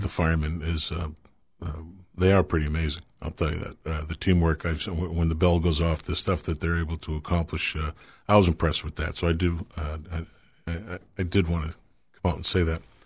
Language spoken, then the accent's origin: English; Manchester, New Hampshire, United States; I grew up here in Manchester. Uh, been living here my whole life.